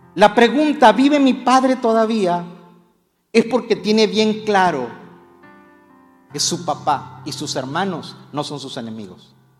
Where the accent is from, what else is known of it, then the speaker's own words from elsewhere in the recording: Mexico; Como buen mexicano